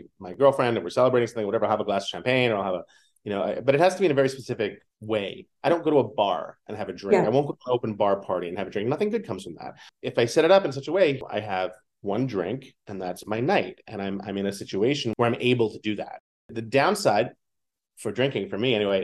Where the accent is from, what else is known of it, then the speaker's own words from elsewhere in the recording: New York City, New York, United States; Growing up in New York City